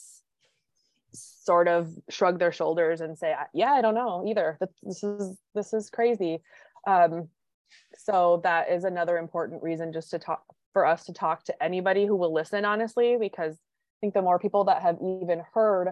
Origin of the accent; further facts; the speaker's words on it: Minnesota, United States; accent: Minnesota; I live in Minnesota, if you couldn't tell by my accent